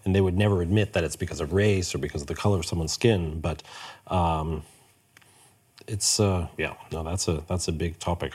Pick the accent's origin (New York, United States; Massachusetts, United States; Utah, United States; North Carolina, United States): New York, United States; moved away as an adult; also born or lived in Hamburg, Germany; now in Stockholm, Sweden; I grew up in New York.